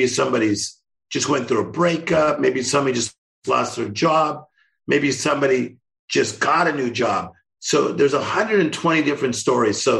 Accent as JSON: {"language": "English", "town": "Compton", "region": "California", "country": "United States", "tie": "born or raised there", "said": "Kendrick Lamar, Tim Storey, we're all from Compton. Yeah. So I was born there."}